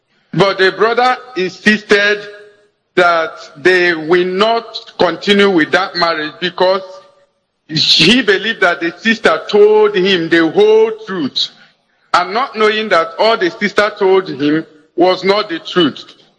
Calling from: Delta, Nigeria; I'm calling from Delta State.

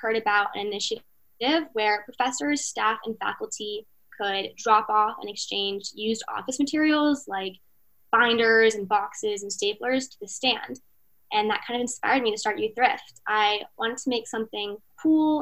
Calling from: Miami, Florida, United States; I'm calling from Miami, Florida

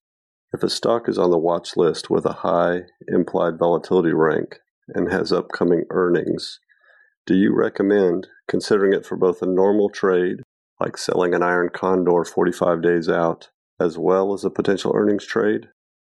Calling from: Texas, United States; I'm from Texas. I've been trading for several years.

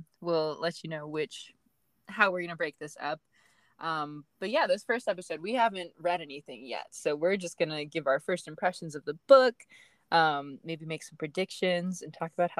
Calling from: Cedar Rapids, Iowa, United States; I'm tuning in from Cedar Rapids, Iowa.

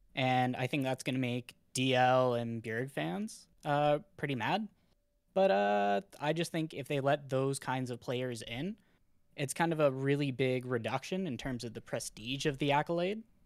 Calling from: Ontario, Canada; calling from Ontario, Canada

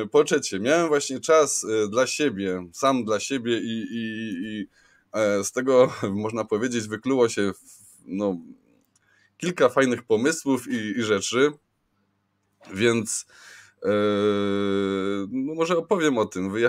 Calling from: Pszczyna, Silesian Voivodeship, Poland; also born or lived in London; ze mną jest Marcin Fiedorowicz, Marcin nadaje z Londynu, ja z Pszczyny

